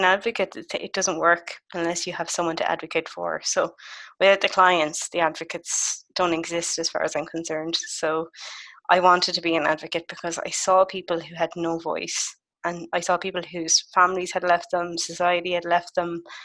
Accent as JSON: {"language": "English", "town": "Galway", "region": "Connacht", "country": "Ireland", "tie": "born or raised there", "said": "I spent my summer in my hometown of Galway"}